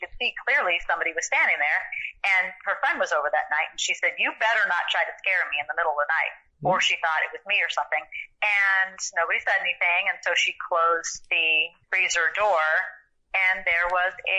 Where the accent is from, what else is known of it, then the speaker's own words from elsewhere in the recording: San Diego, California, United States; I'm from San Diego, so I know Tijuana because I used to go down there as a teenager